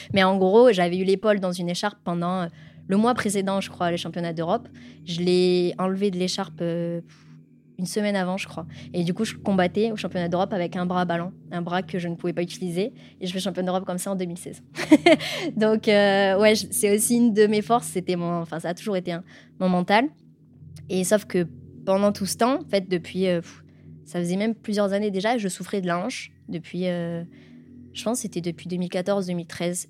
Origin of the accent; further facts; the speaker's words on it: Var, Provence-Alpes-Côte d'Azur, France; je suis originaire du Var, donc dans un petit village euh, du centre Var